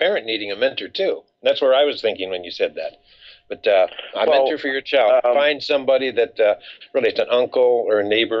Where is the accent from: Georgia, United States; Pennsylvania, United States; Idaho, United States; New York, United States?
Idaho, United States; North; I was raised in North Idaho in a very rural era.